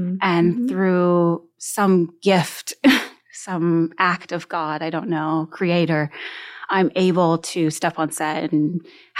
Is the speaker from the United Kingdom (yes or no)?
no; Canada; I'm Canadian, I'm First Nations, I'm a registered member of the Crane River First Nation in Manitoba, Canada